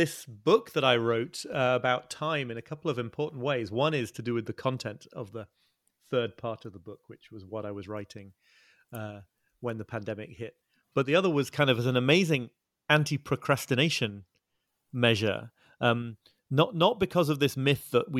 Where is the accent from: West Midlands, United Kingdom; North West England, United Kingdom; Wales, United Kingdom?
North West England, United Kingdom; Liverpool; I'm British. I'm 46 years old. I was born in Liverpool and grew up in the north of England, near where I'm living now.